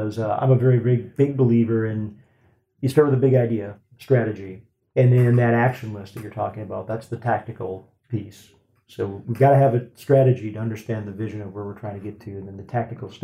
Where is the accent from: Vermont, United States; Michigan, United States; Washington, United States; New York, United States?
Michigan, United States; Petoskey; moved away; my hometown where I grew up in Petoskey, Michigan, back in the United States